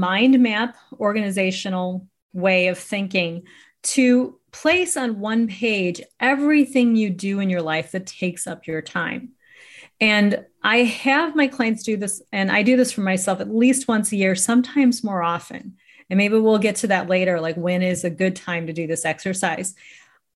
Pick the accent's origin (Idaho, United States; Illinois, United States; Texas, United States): Illinois, United States; Chicago; I'm from Chicago, Illinois